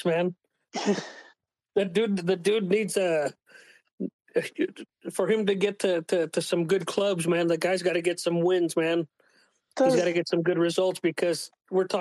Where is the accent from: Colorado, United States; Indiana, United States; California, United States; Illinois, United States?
California, United States; Redwood City; I'm from originally from Redwood City, California, over in the Bay Area